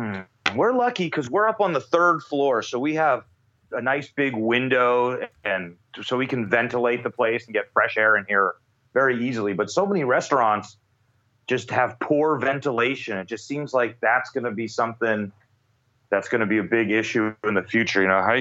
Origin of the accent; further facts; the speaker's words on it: San Francisco, California, United States; moved away as an adult; now in Tokyo, Japan; in San Francisco, my hometown